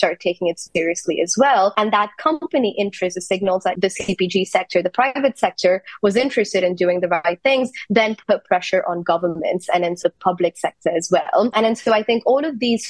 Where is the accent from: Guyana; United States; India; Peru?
India; I'm from India